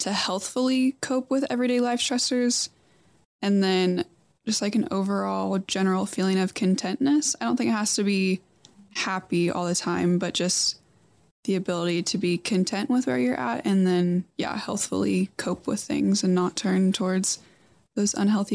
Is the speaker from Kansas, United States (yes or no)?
yes; Wichita, Kansas, United States; my hometown, which is Wichita